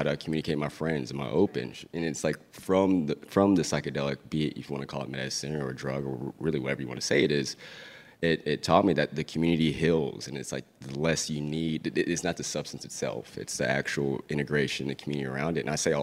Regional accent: West Texas, United States; I grew up in West Texas

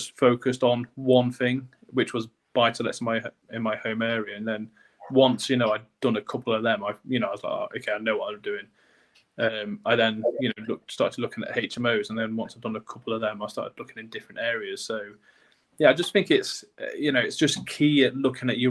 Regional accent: North East Lincolnshire, Yorkshire and the Humber, United Kingdom; now in York, United Kingdom; my hometown in Northeast Lincolnshire

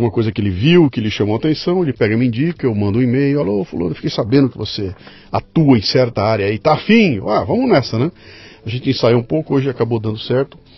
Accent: São Paulo, Brazil; Eu nasci aqui em São Paulo, sou paulistano, Paulista? sempre morei aqui.

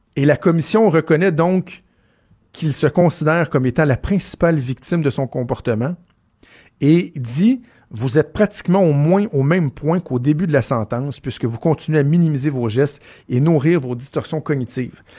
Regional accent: Quebec, Canada; chez nous au Québec

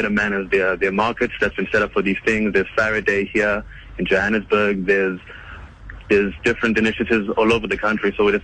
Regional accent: Rwanda; now in South Africa; I'm from Rwanda, originally

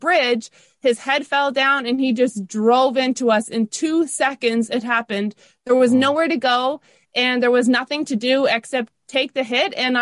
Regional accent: Toronto, Ontario, Canada; I grew up in the Toronto area. So we grew up north of Toronto a little bit on Steeles. I'm going to say Rexdale

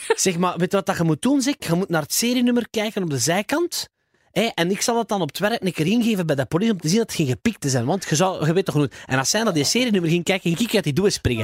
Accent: Flanders, Belgium; als Vlamingen

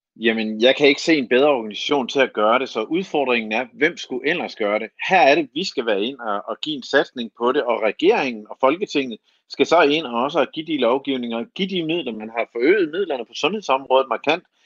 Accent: Denmark; moved away; som du kan høre, kommer jeg fra Jylland

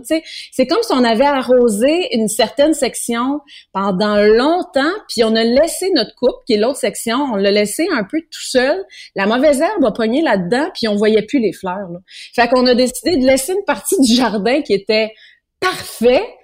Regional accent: Granby, Quebec, Canada; chez nous, à Granby

